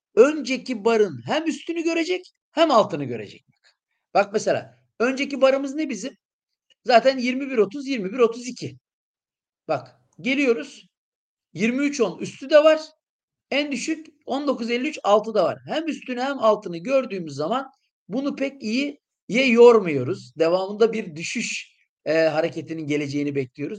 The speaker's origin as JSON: {"language": "Turkish", "town": "İskenderun", "region": "Hatay", "country": "Turkey", "tie": "born or raised there", "moved": "yes", "said": "ben kendim de İskenderunluyum."}